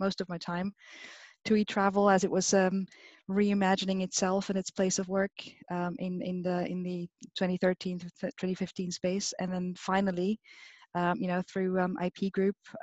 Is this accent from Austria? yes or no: yes; Austria; moved away; also born or lived in Vienna; I'm not directly from Vienna. I'm a country girl, but I studied in Vienna